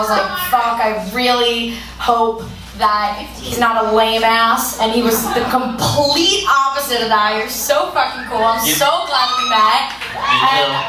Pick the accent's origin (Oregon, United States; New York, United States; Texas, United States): New York, United States; Long Island; moved away as an adult; also born or lived in Hudson Yards, New York City; now in New York City, United States; I'm originally from Long Island, but I live in Hudson Yards